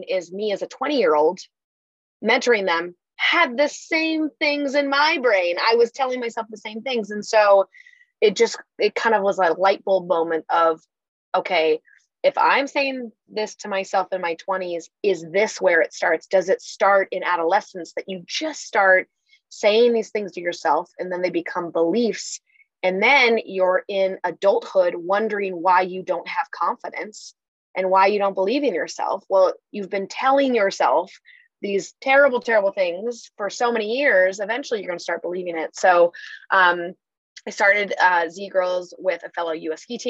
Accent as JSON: {"language": "English", "region": "Washington", "country": "United States", "tie": "born or raised there", "said": "I grew up in Washington."}